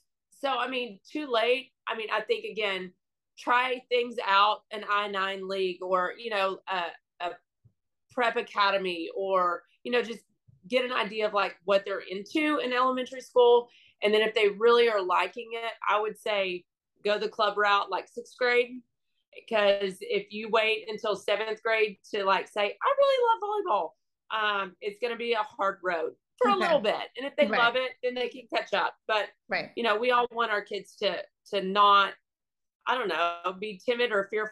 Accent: Houston, Texas, United States; growing up in Houston

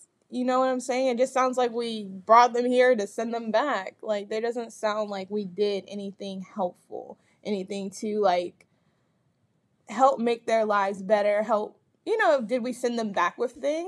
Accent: United States; we as Americans

